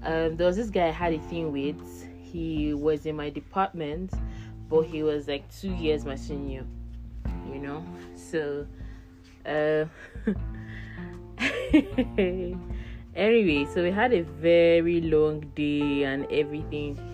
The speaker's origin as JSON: {"language": "English", "region": "Abia", "country": "Nigeria", "moved": "yes", "lives_now": "Abuja, Nigeria", "said": "I'm from Abia State, Nigeria, and I live in Abuja"}